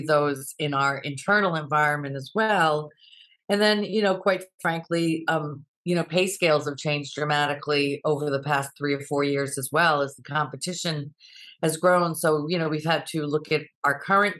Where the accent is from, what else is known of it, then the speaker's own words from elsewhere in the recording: South Kingstown, Rhode Island, United States; moved away as an adult; now in Boston, United States; found a job in my hometown community of South Kingstown